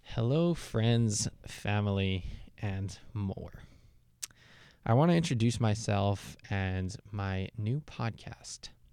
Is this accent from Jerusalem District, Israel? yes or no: yes; Jerusalem, Jerusalem District, Israel; moved away as an adult; also born or lived in Toronto, Canada; now in United States; I was born in Toronto, grew up in Jerusalem, Israel, and recently I've been living in the US.